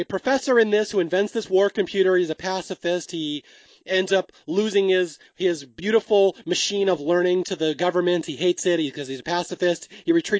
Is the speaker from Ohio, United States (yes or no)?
no; Seattle, Washington, United States; I'm from Seattle. I grew up in the Northwest.